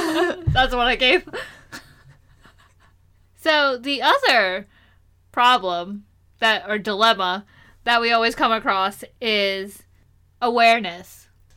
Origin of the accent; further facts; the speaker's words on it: India; So, whenever we say that we're Indian, we're also automatically assumed to be Hindu.